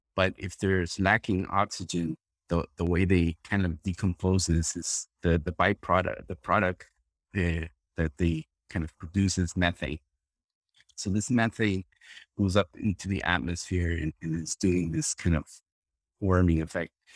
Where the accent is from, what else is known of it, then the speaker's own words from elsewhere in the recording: Costa Rica; moved away as an adult; now in Florida, United States; I'm originally from Costa Rica. I'm a, born and raised in Costa Rica